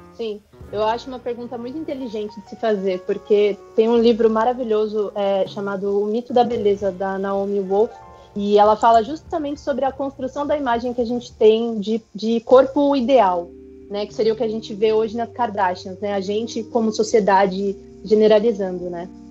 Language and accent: Portuguese; São Paulo, Brazil; moved away as an adult; now in Japan; eu moro no Japão, eu tô aqui há um ano, mas eu sou nascida e criada na Zona Leste de São Paulo